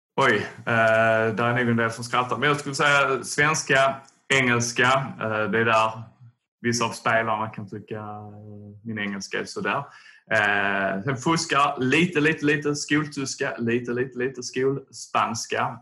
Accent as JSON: {"language": "Swedish", "town": "Tomelilla", "region": "Skåne", "country": "Sweden", "tie": "born or raised there", "said": "Jag är från eh, Tomelilla, Österlen"}